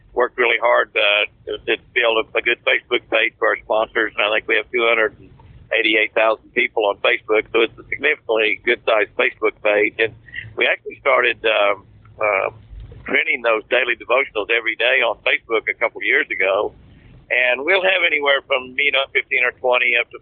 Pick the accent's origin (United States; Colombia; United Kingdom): United States; Moore, Oklahoma; I grew up in Moore, Oklahoma, a tornado capital of the world.